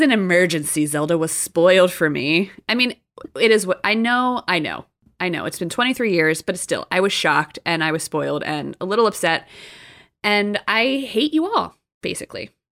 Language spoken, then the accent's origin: English; New Jersey, United States; moved away; I'm from Jersey